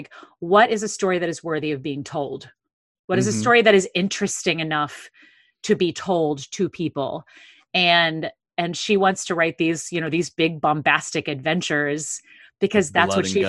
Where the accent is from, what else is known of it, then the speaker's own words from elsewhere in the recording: St. Louis, Missouri, United States; So growing up in St. Louis, the touring house there is the St. Louis, the Fox, and it's an enormous, I mean, it's a barn, it's 3,000 seats